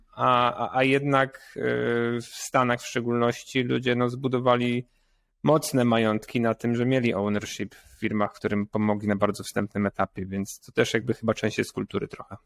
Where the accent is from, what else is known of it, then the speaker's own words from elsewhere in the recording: Poland; jestem pur entrepreneur z Polska